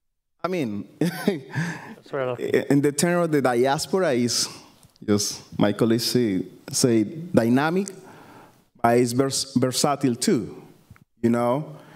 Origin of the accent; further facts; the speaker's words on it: Cali, Valle del Cauca, Colombia; English is a second language; now in United States; I'm coming from Colombia, from the Pacific Coast. I was born in Cali. I'm Afro-Colombian, black, or African descendant. Also Colombian.